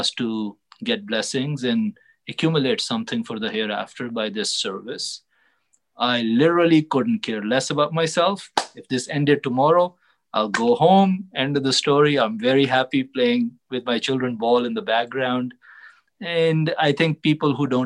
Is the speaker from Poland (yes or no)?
no; Pakistan; now in United States; being a Pakistani